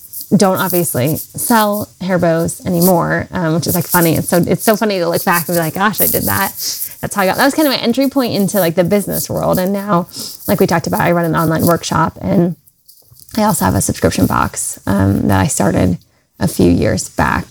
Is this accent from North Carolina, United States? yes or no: yes; North Carolina, United States; I grew up in North Carolina, where I still live. I'm a Southern girl at heart